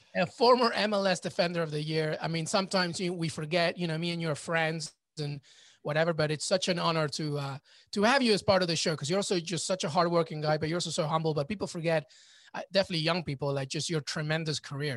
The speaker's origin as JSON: {"language": "English", "region": "New York", "country": "United States", "said": "I'm a New Yorker"}